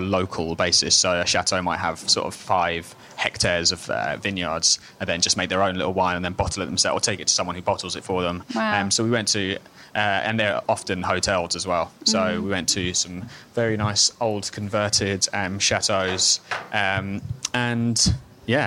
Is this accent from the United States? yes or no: no; London, United Kingdom; I'm from London